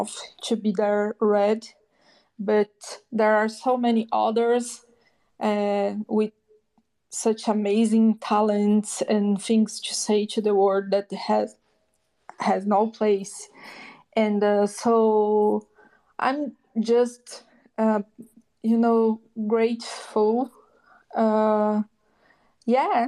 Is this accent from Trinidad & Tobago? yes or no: no; Brazil; I came from Brazil, and everybody knows that is a country many problems. I came from a very small city